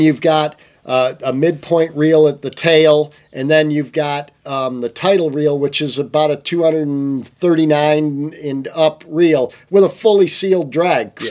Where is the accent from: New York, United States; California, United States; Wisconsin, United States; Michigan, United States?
Michigan, United States; also born or lived in Montana; i am from Michigan